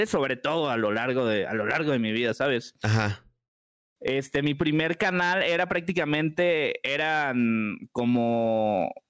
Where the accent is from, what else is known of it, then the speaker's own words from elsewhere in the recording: Puebla, Mexico; Soy de la ciudad de Puebla, tengo 22